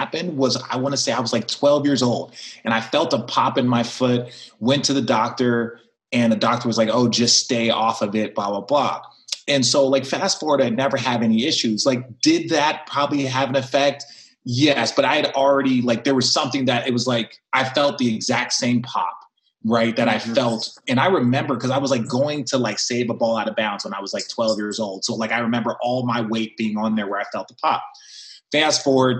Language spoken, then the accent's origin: English; Arizona, United States; I was from Arizona where we didn't have that same type of level of competition. So it was like all of the Arizona kids would have to get together